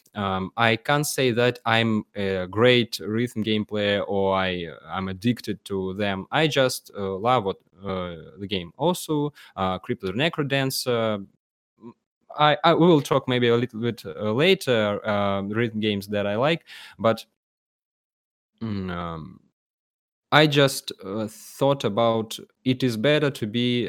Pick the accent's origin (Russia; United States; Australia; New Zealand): Russia; Penza, Penza Oblast; English is a second language; I am from the city called Penza